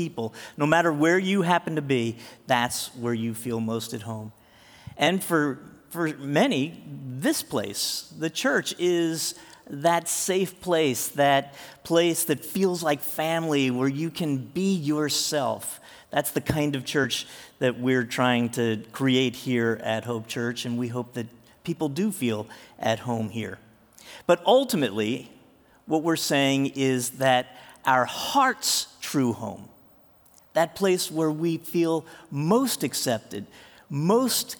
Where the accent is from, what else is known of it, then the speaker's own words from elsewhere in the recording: Jersey Shore, New Jersey, United States; moved away as an adult; also born or lived in Tulsa, Oklahoma; I was born in Jersey. I grew up at the Jersey Shore.